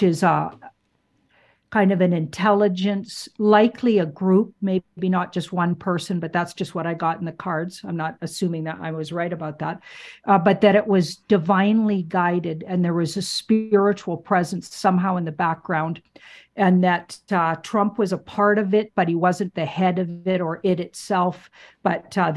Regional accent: Canada; being a Canadian

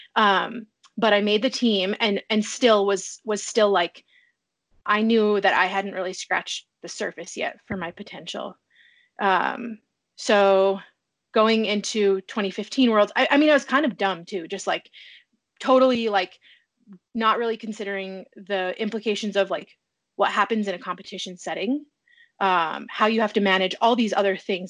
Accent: a town 400 miles west of Anchorage, rural Alaska, United States; I'm from a town 400 miles west of Anchorage. The town is a hub of um, 56 villages. So the, my hometown has like six or seven thousand people

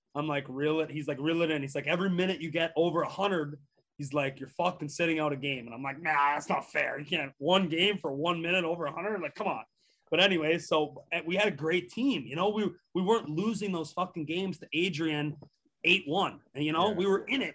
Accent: Canada; moved away as an adult; also born or lived in Nebraska; growing up in Canada

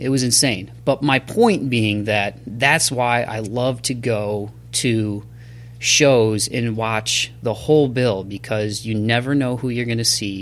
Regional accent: Toledo, Ohio, United States; my hometown of Toledo, Ohio.

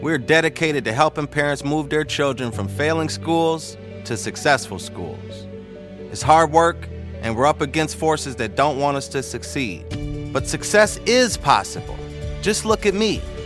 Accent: Minneapolis, Minnesota, United States; I was born in Minneapolis in nineteen eighty-five. We called the Northside home at that time, eighteenth and Queen

